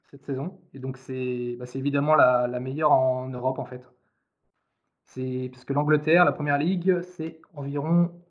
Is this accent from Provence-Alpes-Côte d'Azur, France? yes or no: no; Lyon, Auvergne-Rhône-Alpes, France; moi je suis de Lyon et j'ai pas de vol direct vers Hambourg